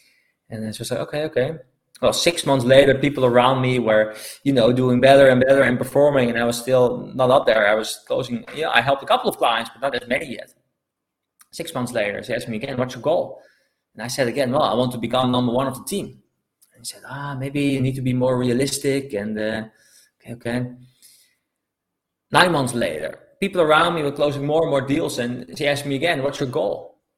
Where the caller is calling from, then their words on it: Algarve, Portugal; So I'm calling from Portugal, the Algarve to be specific.